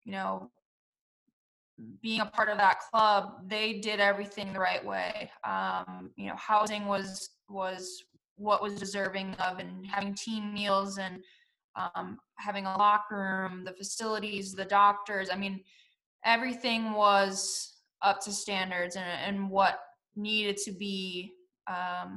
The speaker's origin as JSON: {"language": "English", "region": "Wisconsin", "country": "United States", "also_born_or_lived": "Germany / Kansas City / Orlando / Houston", "moved": "as an adult", "said": "I'm from Wisconsin, obviously very cold"}